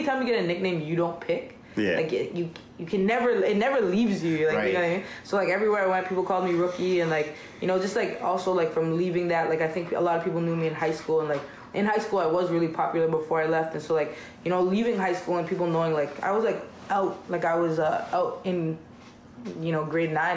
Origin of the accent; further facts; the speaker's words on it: Jamaica; now in Toronto, Canada; I'm Jamaican